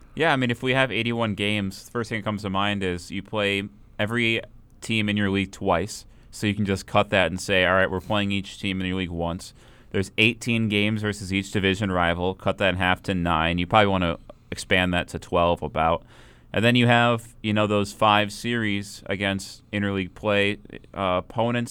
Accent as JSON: {"language": "English", "region": "Minnesota", "country": "United States", "said": "being from Minnesota"}